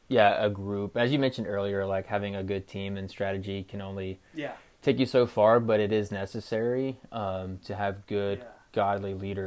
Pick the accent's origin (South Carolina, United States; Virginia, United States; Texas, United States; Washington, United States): South Carolina, United States; Greenville; I'm from Greenville, South Carolina